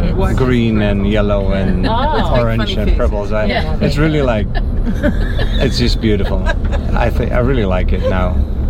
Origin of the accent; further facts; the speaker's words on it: North Brabant, Netherlands; moved away as an adult; now in Naples, United States; I'm from the Netherlands.